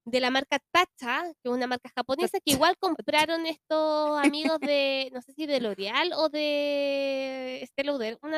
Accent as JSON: {"language": "Spanish", "country": "Chile"}